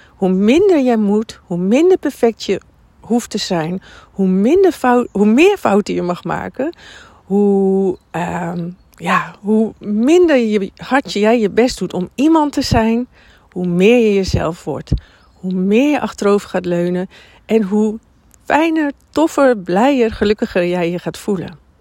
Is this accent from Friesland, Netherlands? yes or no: no; Drenthe, Netherlands; moved away; also born or lived in Amersfoort / Amsterdam; van origine kom ik uit Drenthe